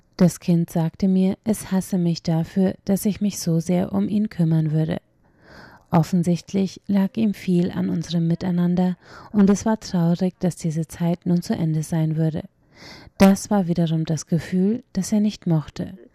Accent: Taichung, Taiwan; now in Hualien, Taiwan; Ursprünglich stamme ich aus Taichung und meine Universität befindet sich in Hualien

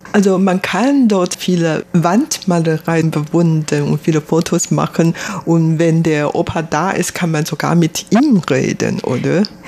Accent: Taiwan; Ich bin hier in Taiwan geboren, aufgewachsen

